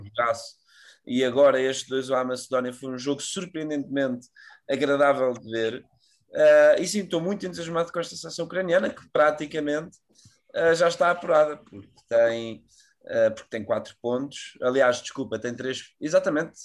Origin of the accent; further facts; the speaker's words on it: Portugal; nós como bons tugas